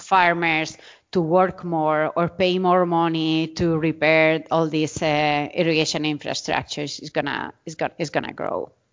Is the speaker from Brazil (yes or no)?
no; Murcia, Region of Murcia, Spain; English is a second language; moved away as an adult; also born or lived in Arizona, United States / New York City, United States; now in Zaragoza, Spain; I'm from Murcia. This is in the southeast of, uh, of Spain